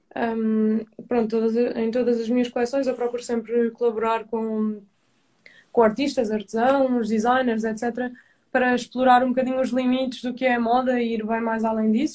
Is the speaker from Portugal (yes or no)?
yes; Madeira, Portugal; de onde eu sou